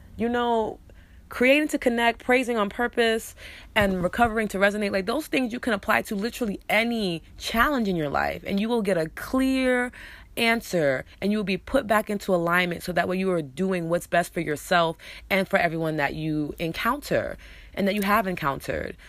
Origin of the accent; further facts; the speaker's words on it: New York, United States; accent: New York; I'm also choosing to let my New York accent out more. So, you guys gonna hear hear it more, um, because it's a part of who I am, it's part of my culture, it's part of my upbringing